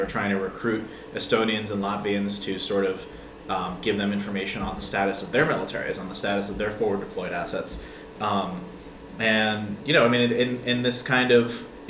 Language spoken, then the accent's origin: English; United States; your accent, are you an American? I said, yeah, which was actually the first time someone clocked me as American. Usually they thought that I was Georgian or Ukrainian